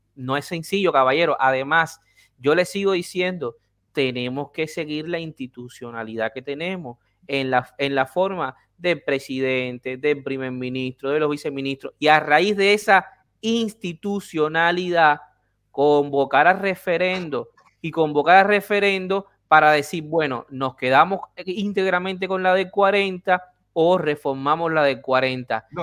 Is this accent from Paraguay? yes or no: no; Havana, Cuba; moved away; yo nací en La Habana